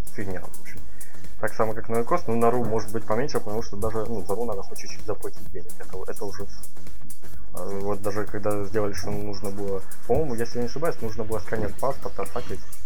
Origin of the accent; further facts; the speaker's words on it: Ukraine; я как человек из Украины